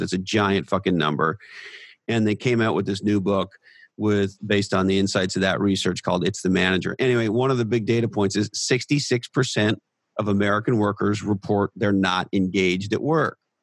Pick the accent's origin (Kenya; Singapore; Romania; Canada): Canada; moved away; also born or lived in United States; I was born in Canada, lived in, in the United States of America for uh, in excess of twenty years, but I'm of Scottish descent